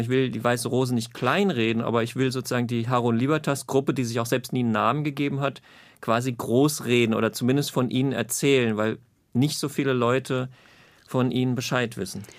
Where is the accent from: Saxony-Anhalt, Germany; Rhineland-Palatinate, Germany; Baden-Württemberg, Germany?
Rhineland-Palatinate, Germany; Zweibrücken; ich aufgewachsen bin in Zweibrücken in Rheinland-Pfalz